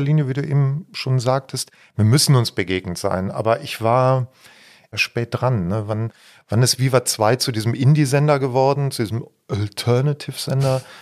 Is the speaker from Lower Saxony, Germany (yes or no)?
no; Odenthal, North Rhine-Westphalia, Germany; meinem Heimatdorf Voßwinkel, Vosswinkel